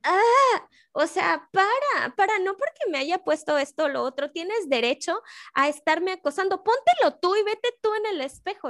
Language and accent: Spanish; Mexico